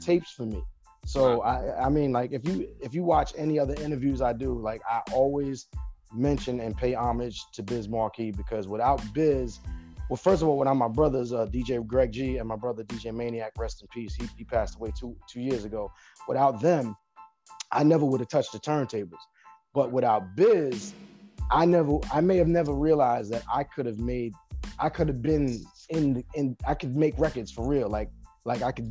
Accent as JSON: {"language": "English", "town": "New York City", "region": "New York", "country": "United States", "tie": "born or raised there", "also_born_or_lived": "Brentwood, Long Island, New York", "said": "I'm originally from Bushwick, Brooklyn, New York, but then I eventually migrated to Long Island, to Brentwood, Long Island, to be exact."}